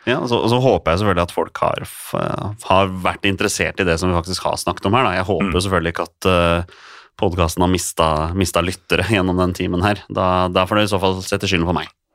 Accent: Oslo, Norway; Jeg vokste jo opp som Skeid-gutt. Jeg spilte jo for Skeid siden jeg var seks år, og jeg er fra Torshov sjøl

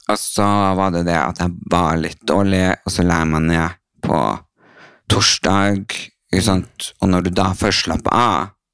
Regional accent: Brønnøysund, Nordland, Norway; jeg er fra Brønnøysund

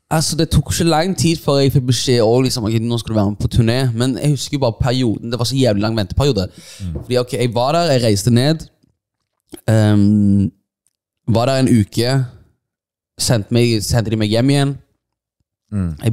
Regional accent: Stavanger, Rogaland, Norway; er det ganske surrealistisk når jeg kommer fra Stavanger

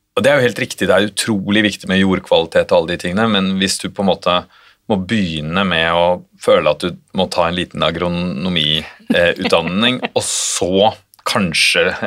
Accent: Oslo, Norway; Jeg vokste jo opp i, i Oslo

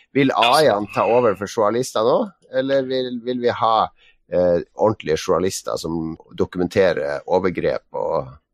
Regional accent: Northern Norway, Norway; vet jo hva vi sier i Nord-Norge

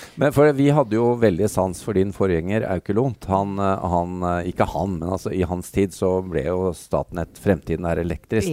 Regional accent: Norway; vi som nordmenn

